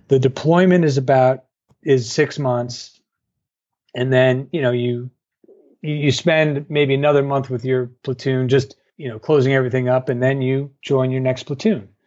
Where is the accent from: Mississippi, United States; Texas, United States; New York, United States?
New York, United States; I grew up in New York.